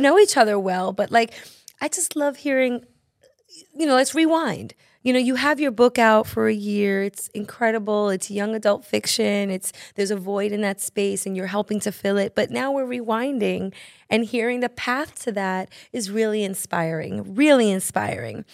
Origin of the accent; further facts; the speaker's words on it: New York City, New York, United States; as a New Yorker